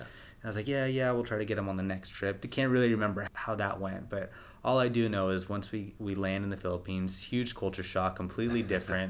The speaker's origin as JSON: {"language": "English", "town": "Rockland", "country": "United States", "tie": "born or raised there", "also_born_or_lived": "Los Angeles", "moved": "yes", "said": "my hometown of Rockland"}